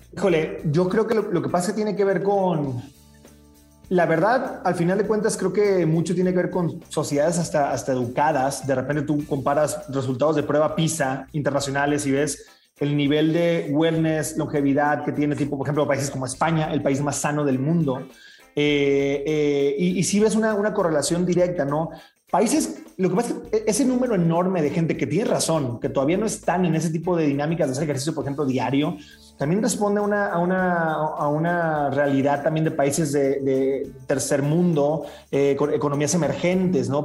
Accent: Mazatlán, Sinaloa, Mexico; yo soy de Mazatlán

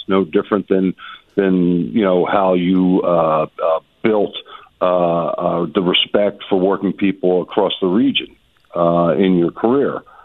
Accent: Philadelphia, Pennsylvania, United States; as a Philadelphian

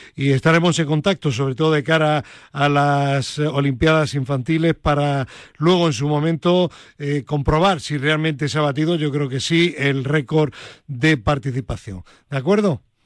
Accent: Granada, Andalusia, Spain; mi tierra, a Granada

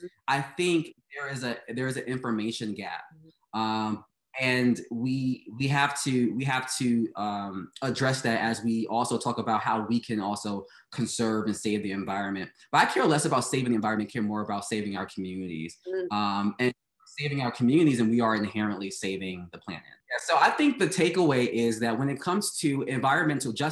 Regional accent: New York City, New York, United States; I grew up in Brooklyn and Bed-Stuy

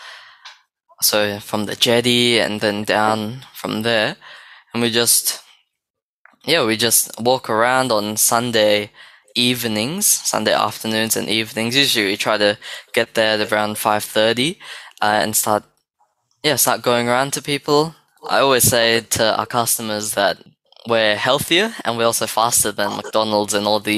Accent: Australia; we're from Australia

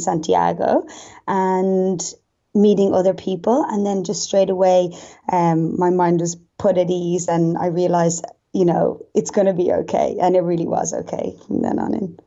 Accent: Dublin, Leinster, Ireland; accent: Irish; moved away as an adult; now in Newcastle, Australia; I'm from Dublin, which is obviously the capital of Ireland, and it's literally on the other side of the world, so I'm a long, long way from home

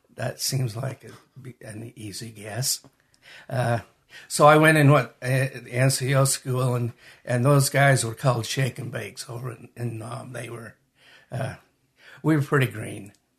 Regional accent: Magna, Utah, United States; also born or lived in Salt Lake City, Utah / Hunter, Utah; I was born in Salt Lake, raised in Magna, and lived most of my adult life in Hunter. So I'm from this area.

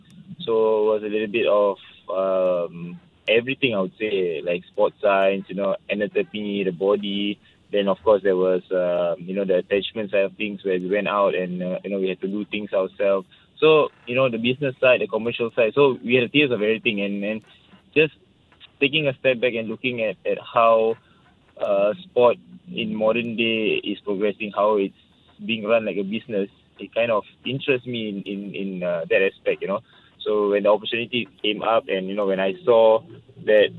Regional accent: Singapore; as a Singaporean

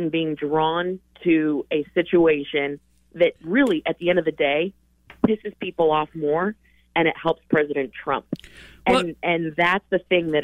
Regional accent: Colorado, United States; moved away; my home state. That's where I was born and raised

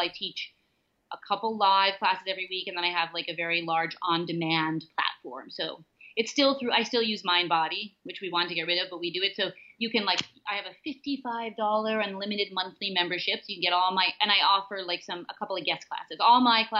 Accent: New York City, New York, United States; growing up in the Chelsea with a crazy mom

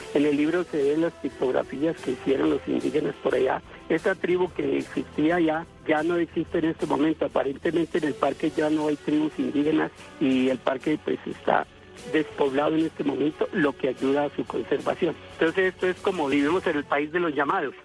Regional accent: Colombia; como colombiano y como ecologista y como andariego de este país

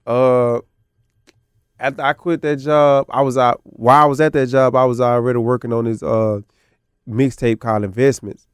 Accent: the South, United States; being from the South

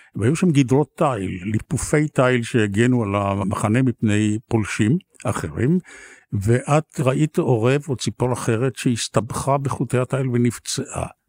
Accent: Tel Aviv, Tel Aviv District, Israel; גדלנו בצפון תל אביב

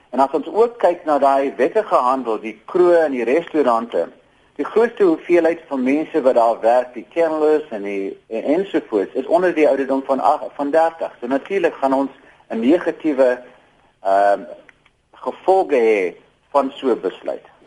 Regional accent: South Africa; ons as Suid-Afrikaners

